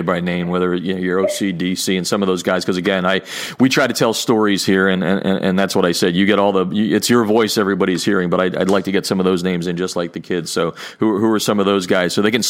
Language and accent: English; Pennsylvania, United States; moved away; you can tell I'm from Pennsylvania.